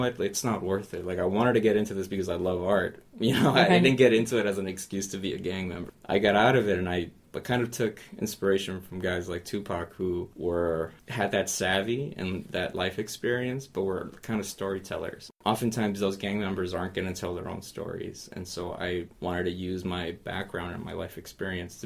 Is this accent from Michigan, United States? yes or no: no; Los Angeles, California, United States; moved away; I grew up in the Nickerson Gardens housing project